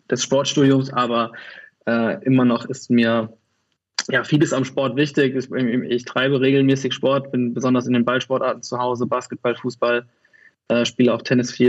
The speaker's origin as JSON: {"language": "German", "town": "Kaiserslautern", "region": "Rhineland-Palatinate", "country": "Germany", "tie": "born or raised there", "moved": "yes", "lives_now": "Cologne, Germany", "said": "ich komme äh, aus Köln, also ursprünglich komme ich aus Kaiserslautern, aber bin seit 17 Jahren in Köln. Von daher ähm, stelle ich mich immer als Kölner vor."}